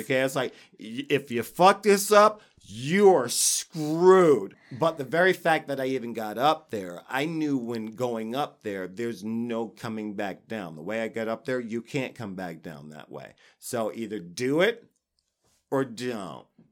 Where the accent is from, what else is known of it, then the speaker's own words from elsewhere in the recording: New York, United States; I was raised in New York